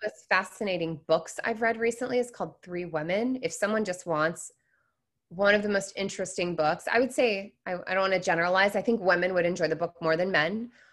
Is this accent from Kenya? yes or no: no; Seattle, Washington, United States; moved away as an adult; also born or lived in Florida; I grew up in Seattle